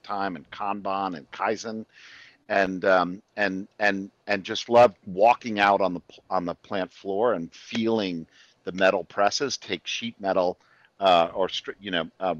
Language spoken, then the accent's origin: English; Connecticut, United States; also born or lived in Washington, D.C. area; now in Austin, United States; I grew up in Connecticut